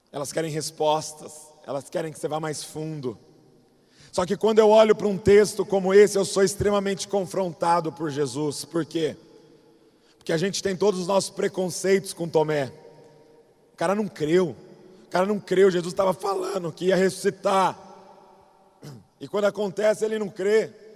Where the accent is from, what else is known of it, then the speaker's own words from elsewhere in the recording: Bragança Paulista, São Paulo, Brazil; eu sou lá de Bragança Paulista